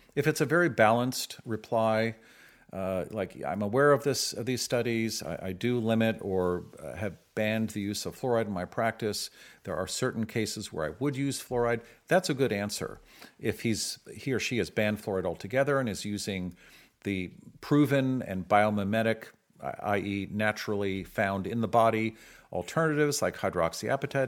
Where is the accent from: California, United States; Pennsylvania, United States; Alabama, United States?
California, United States; San Francisco; I grew up in San Francisco